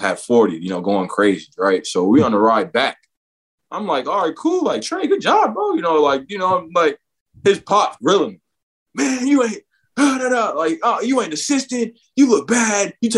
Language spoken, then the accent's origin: English; Arlington, Texas, United States; born or raised there; also born or lived in Dallas, Texas